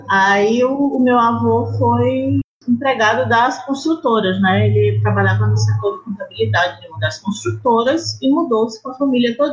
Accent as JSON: {"language": "Portuguese", "town": "Brasília", "region": "Federal District", "country": "Brazil", "said": "Não, eu sou brasiliense"}